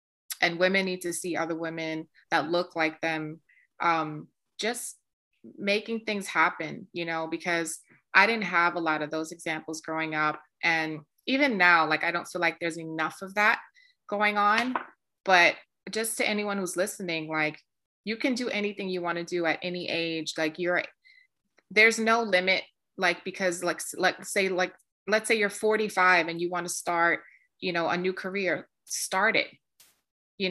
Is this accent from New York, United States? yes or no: yes; New York City, New York, United States; I'm a girl from the South Bronx. I grew up in the projects.